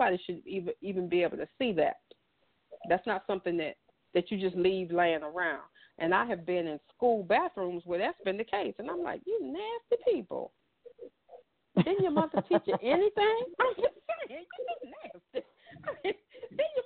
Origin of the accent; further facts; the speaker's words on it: the South, United States; as a little girl growing up in the South in the 70s